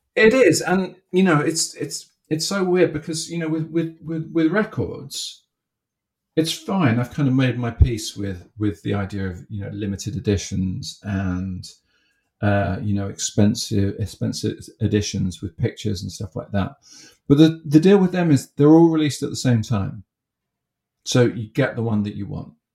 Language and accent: English; Haywards Heath, South East England, United Kingdom; I grew up in in Haywards Heath